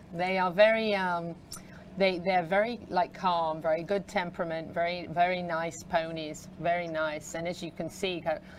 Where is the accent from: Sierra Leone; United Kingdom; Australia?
United Kingdom; England; now in Ocala, United States; The house that I grew up in England is actually over 500 years old.